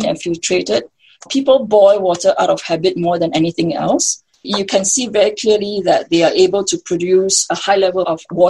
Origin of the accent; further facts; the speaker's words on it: Singapore; I'm born and raised as a Singaporean.